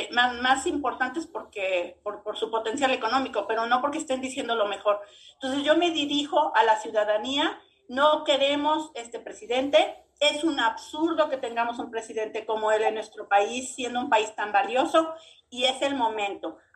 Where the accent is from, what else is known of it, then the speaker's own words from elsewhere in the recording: Mexico; somos más los mexicanos que sí queremos el bien de México.